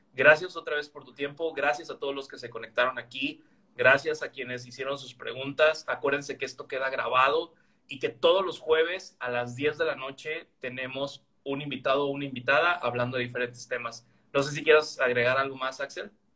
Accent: Veracruz, Mexico; now in Villahermosa, Mexico; yo también soy veracruzano del puerto de Veracruz, aunque no estoy físicamente viviendo allí, yo estoy en Villahermosa

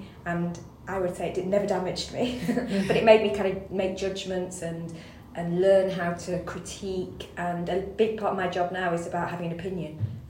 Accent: Rochdale, North West England, United Kingdom; So I grew up mostly in Rochdale, which didn't have a big Jewish population. But because they had come from that North Manchester Jewish ghetto, then they brought a lot of that with them.

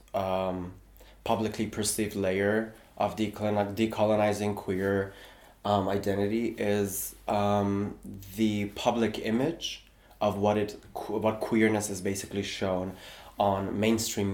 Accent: Tehran, Tehran Province, Iran; now in Berlin, Germany; I was born and raised in Tehran, which is Iran's capital city

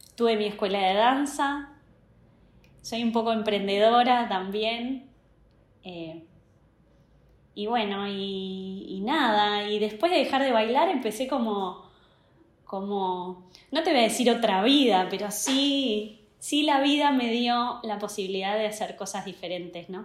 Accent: Uruguay; also born or lived in United States; soy uruguaya, tengo casi 43 años.

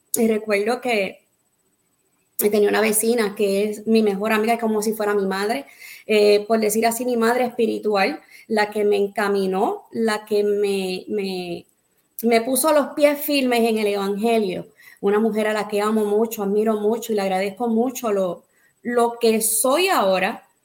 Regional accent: Arroyo, Puerto Rico; also born or lived in Boston, Massachusetts / Guayama, Puerto Rico; nací en Boston, Massachusetts. Amén. Eh, llegué a Puerto Rico eh, meses de nacida eh, en el pueblo de Arroyo, comencé eh, en el pueblo de Arroyo con mi familia

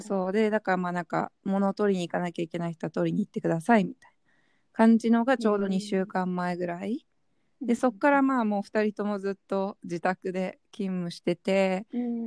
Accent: Japan; moved away as an adult; now in Hong Kong; 自分たちは日本で育って日本人

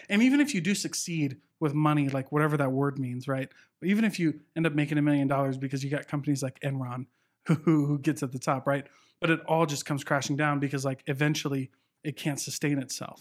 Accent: Southeast Iowa, United States; moved away; a little town in Iowa.

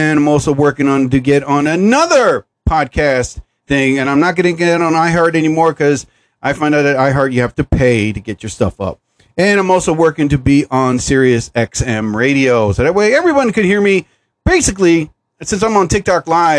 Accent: United States; here in New Jersey. I'm from the United States

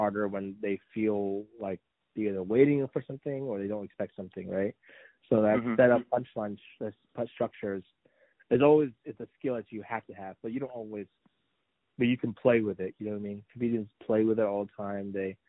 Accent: Washington, United States; I'm from Washington.

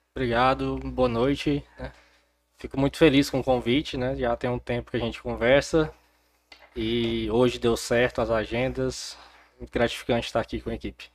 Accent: Porangatu, Goiás, Brazil; also born or lived in Palmas / Goiânia; Bom, eu não sou nascido em Porangatu, mas sou porangatuense. Meus pais vieram para cá, então eu não tinha nenhum ano de idade. Então eu cresci, morei, estudei aqui em Porangatu

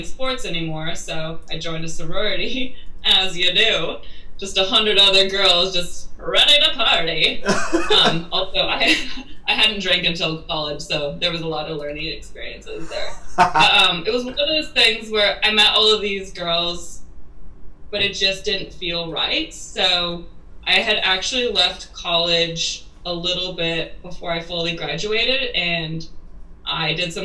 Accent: Portland, Oregon, United States; moved away as an adult; now in New Zealand; So I'm from Portland, Oregon, but currently living in New Zealand.

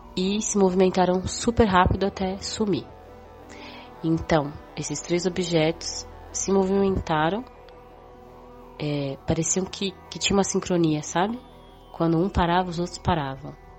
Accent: São Paulo, Brazil; eu tenho 32 anos, sou de São Paulo

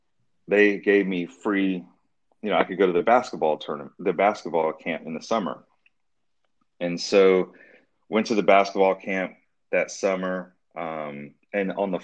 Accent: Durham, North Carolina, United States; I'm super proud to be from North Carolina inside and out. I grew up in the Raleigh-Durham area.

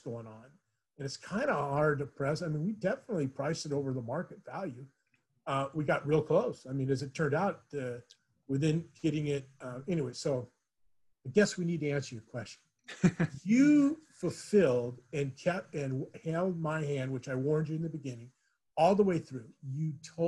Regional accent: Huntington Beach, California, United States; now in Chino, United States; I grew up in Huntington Beach and didn't leave there until I came to Chino

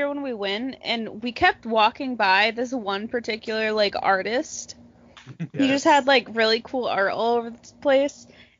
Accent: Massachusetts, United States; I'm from Massachusetts.

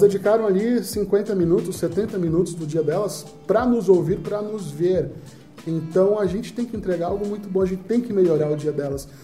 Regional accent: Northeast Region, Brazil; eu sou nordestino

